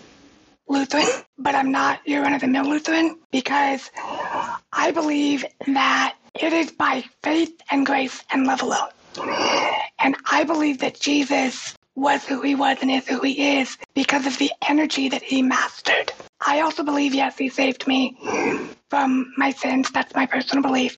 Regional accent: Reno, Nevada, United States; I grew up in Reno, and we have pretty harsh winters there

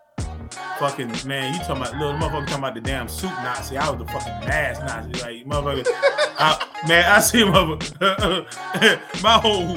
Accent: North Carolina, United States; I'm from North Carolina

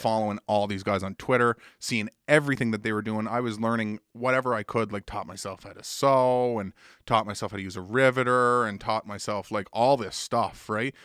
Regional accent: Woodstock, New Brunswick, Canada; now in Halifax, Canada; I grew up in Woodstock, New Brunswick

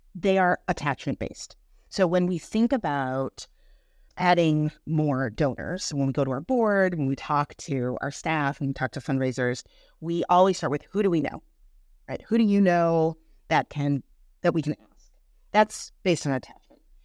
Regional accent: Birmingham, Michigan, United States; moved away as an adult; also born or lived in Boston, Massachusetts; I'm from Birmingham, Michigan

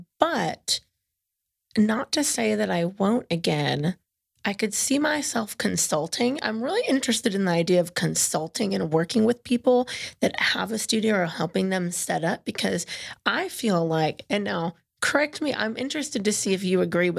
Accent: California, United States; moved away; I'm from California

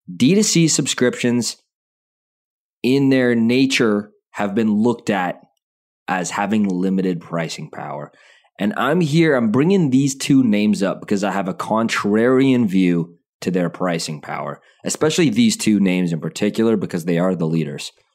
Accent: Calgary, Alberta, Canada; I was born in Calgary.

